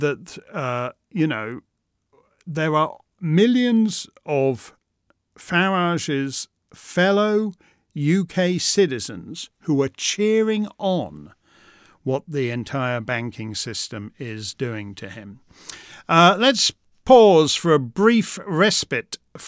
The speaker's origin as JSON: {"language": "English", "country": "Canada", "said": "I'm Canadian"}